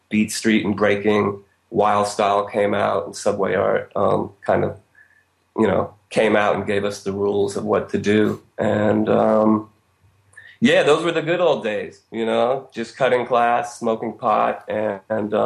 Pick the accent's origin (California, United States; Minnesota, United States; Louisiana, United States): California, United States; Berkeley; also born or lived in Switzerland; now in New York, United States; I'm from Berkeley. This is West Coast, California